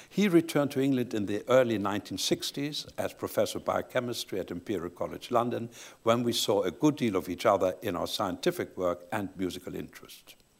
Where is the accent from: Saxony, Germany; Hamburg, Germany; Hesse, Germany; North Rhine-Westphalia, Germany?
Saxony, Germany; Leipzig; I was born in Leipzig, Saxony, in the eastern part of Germany